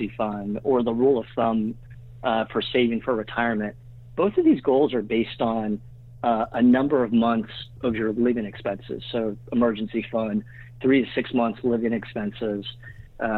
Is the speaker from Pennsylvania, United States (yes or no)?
yes; Pittsburgh, Pennsylvania, United States; now in New York, United States; I grew up in Pittsburgh, but been in New York for almost 14 years, and still here